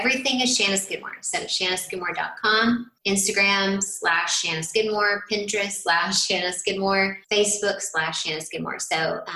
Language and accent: English; Tennessee, United States; I'm from Tennessee